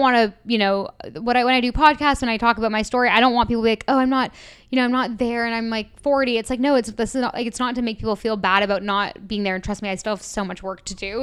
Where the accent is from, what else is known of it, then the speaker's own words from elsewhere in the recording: Toronto, Ontario, Canada; moved away as an adult; also born or lived in London; I'm from Toronto originally. I moved to London when I was eighteen with just the dream of leaving Toronto.